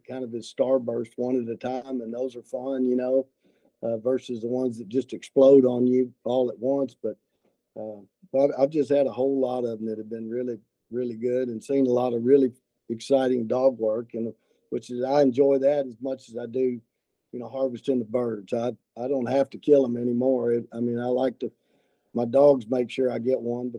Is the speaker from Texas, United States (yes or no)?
yes; Austin, Texas, United States; now in San Angelo, United States; My family, I grew up in Austin, and my family always had a ranch outside of Austin